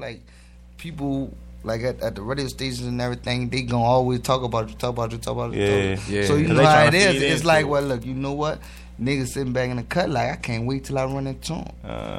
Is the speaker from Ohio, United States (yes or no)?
no; New Orleans, Louisiana, United States; I'm from New Orleans, man.